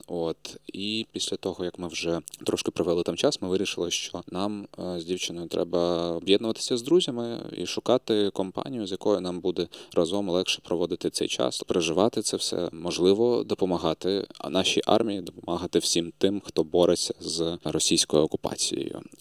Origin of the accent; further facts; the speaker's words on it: Crimea, Ukraine; а взагалі обов'язково записую в своїй регалії те, що я кримчанин.